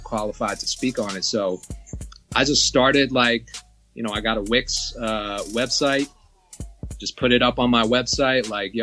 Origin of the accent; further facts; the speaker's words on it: Georgia, United States; you're from my home state